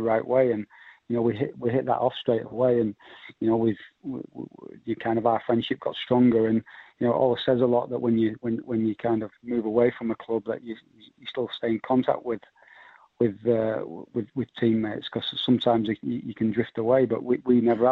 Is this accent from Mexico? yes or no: no; Leeds, Yorkshire and the Humber, United Kingdom; I'm from Leeds. All my family are Leeds fans